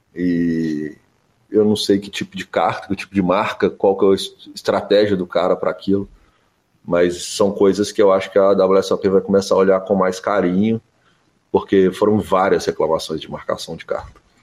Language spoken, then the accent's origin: Portuguese; Brazil; eu sou do Brasil